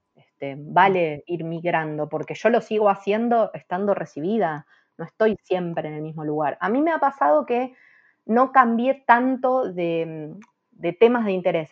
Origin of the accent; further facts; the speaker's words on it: Argentina; soy la única argentina